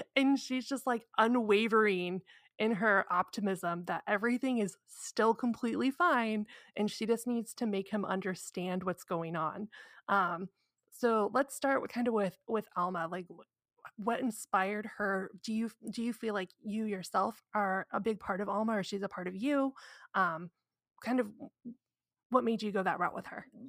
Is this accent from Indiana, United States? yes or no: yes; Indiana, United States; I'm from Indiana